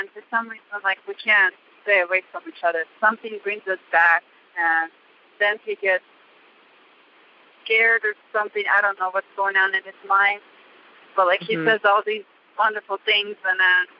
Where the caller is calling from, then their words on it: Reno, Nevada, United States; I am calling from Reno, Nevada.